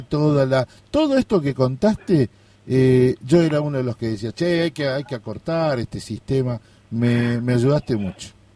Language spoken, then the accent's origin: Spanish; Corrientes, Argentina; yo soy de Corrientes